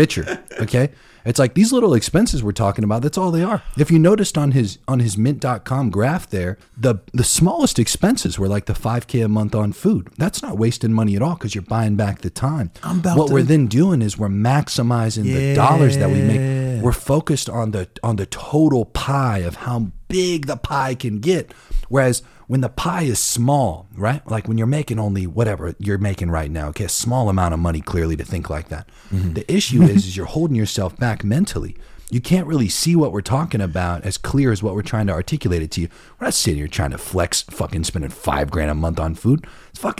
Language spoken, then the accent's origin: English; Ohio, United States; I grew up in Ohio, okay? And I grew up in a small city